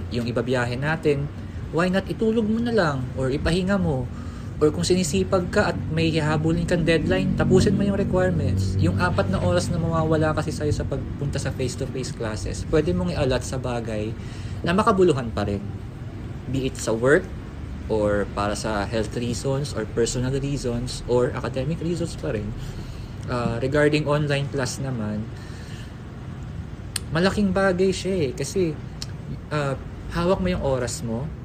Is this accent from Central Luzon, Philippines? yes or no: no; Quezon City, Metro Manila, Philippines; taga QC ako and it, it will take 2 hours para makarating sa sa school